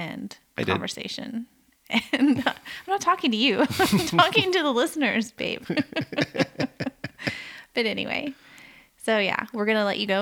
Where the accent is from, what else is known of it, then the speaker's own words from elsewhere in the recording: the South, United States; now in Canada; I grew up in the South in the U.S.